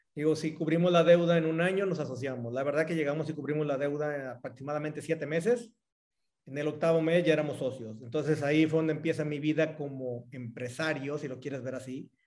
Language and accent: Spanish; Cihuatlán, Jalisco, Mexico; moved away as an adult; now in Querétaro, Mexico; Soy de Jalisco, eh, de un pueblo que se llama Cihuatlán, Jalisco